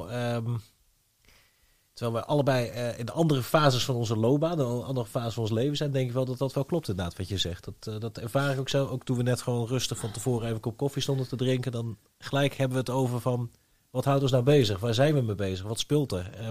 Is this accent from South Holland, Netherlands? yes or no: yes; 's-Gravenzande, South Holland, Netherlands; accent: no soft G; moved away as an adult; also born or lived in Rotterdam / Tilburg; now in North Brabant, Netherlands; ik ben een geboren Hollander hè, in dat opzicht. Dus ik herken dit wel heel erg. Ik, toen ik ehm, eh, verhuisde inderdaad van, uh, toen, toen van Schravenzanden naar eh, Rotterdam, ja, Rotterdam gestudeerd toch wel, maar van Schravenzand naar Tilburg.